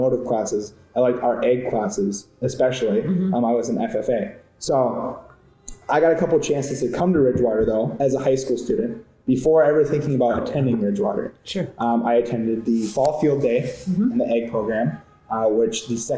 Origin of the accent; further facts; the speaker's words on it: Buffalo, Minnesota, United States; I am from Buffalo, Minnesota. I graduated Buffalo High School class of 2019